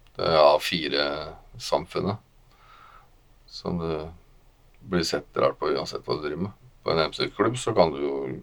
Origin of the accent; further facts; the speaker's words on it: Moss, Østfold, Norway; also born or lived in Våler; Jeg er eh, oppvokst i Våler og i Moss